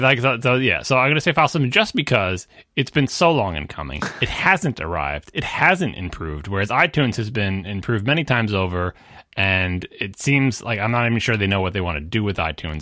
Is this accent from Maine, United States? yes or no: no; Long Island, New York, United States; I'm from the New York metro area. I grew up on Long Island.